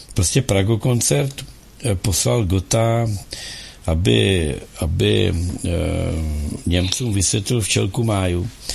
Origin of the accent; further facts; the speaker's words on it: Czechia; my, jako Češi